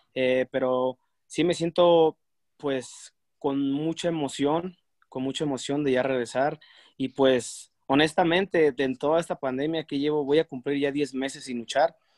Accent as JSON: {"language": "Spanish", "country": "Mexico", "said": "uno como mexicano"}